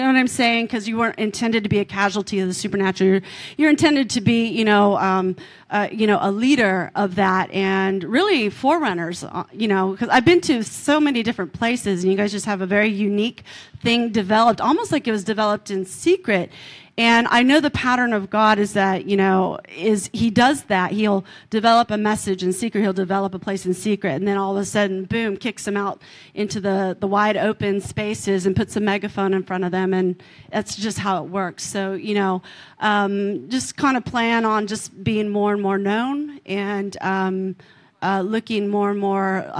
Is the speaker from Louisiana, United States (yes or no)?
no; California, United States; I'm from California.